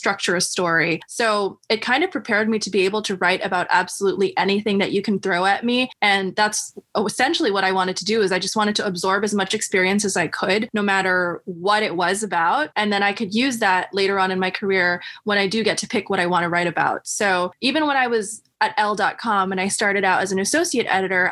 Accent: New York City, New York, United States; also born or lived in Manhattan, New York / Brooklyn, New York; I grew up in Queens, New York

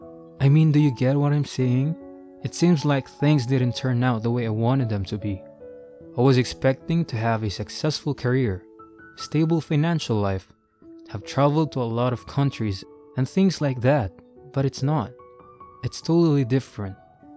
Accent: Sacramento, California, United States

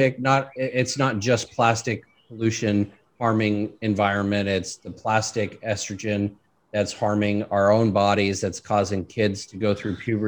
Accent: California, United States; I remember growing up in my hometown and you couldn't see the mountain in front of you

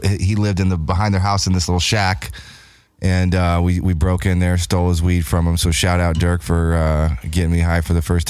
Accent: Indianapolis, Indiana, United States; moved away; I grew up in Indianapolis, Indiana.

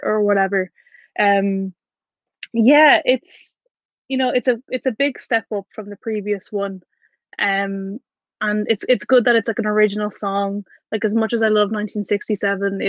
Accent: Ireland; I'm from Ireland

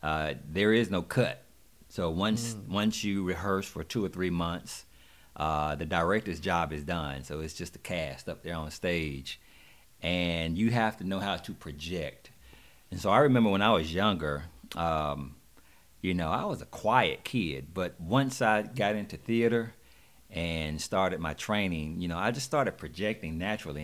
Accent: Monroe, North Carolina, United States; moved away as an adult; now in Atlanta, United States; I'm actually from Monroe, North Carolina, right outside of Charlotte

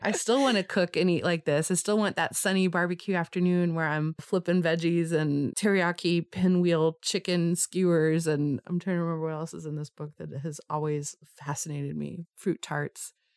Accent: Los Angeles, California, United States; growing up in Los Angeles in the 80s

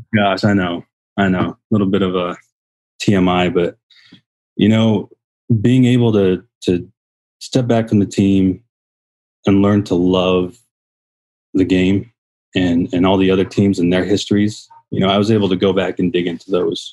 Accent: San Diego, California, United States; now in Arizona, United States; we grew up in San Diego, uh, an old military family, uh, throughout the nineties

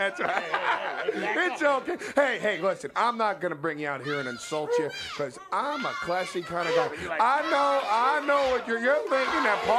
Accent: Princeton, New Jersey, United States; being that I'm from Princeton, they would say that I'm the rottenest apple to ever fall from the tree of woe.

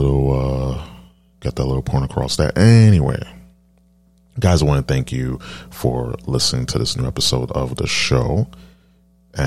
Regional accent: East Coast, United States; I'm from the East Coast

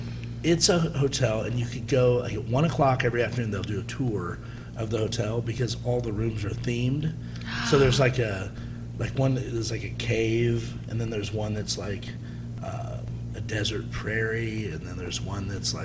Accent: Mooresville, Indiana, United States; born or raised there; also born or lived in Michigan

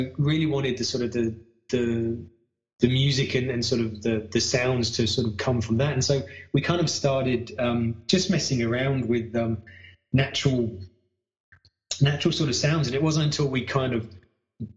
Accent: United Kingdom; moved away as an adult; now in Australia; I'm British and I moved here with my wife

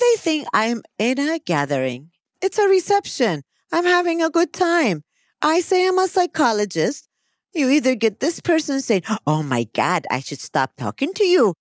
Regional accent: United States; now in Kuwait; I'm an American

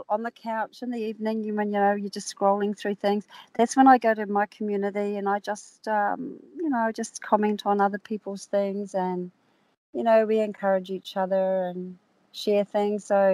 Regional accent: New Zealand; now in Australia; I'm from New Zealand originally

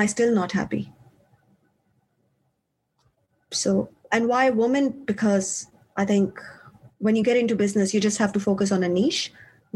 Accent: Pakistan; moved away as an adult; also born or lived in Switzerland; now in Australia; I come from Pakistan originally. And for university, I moved to Switzerland

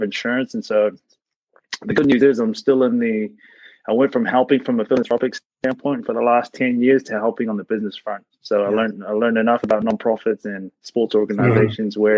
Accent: New Zealand; moved away as an adult; now in United States; my funny accent is from New Zealand. Grew up over there

